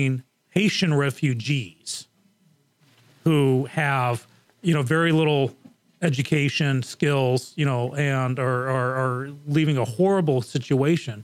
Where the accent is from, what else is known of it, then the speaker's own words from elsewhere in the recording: England, United Kingdom; moved away; when I was growing up in England, basically the borders were wide open